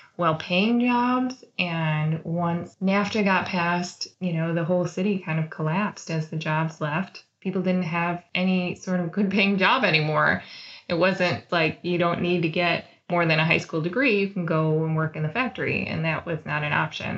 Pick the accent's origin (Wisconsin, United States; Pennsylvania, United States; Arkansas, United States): Wisconsin, United States; moved away; I grew up in the Midwest and in Wisconsin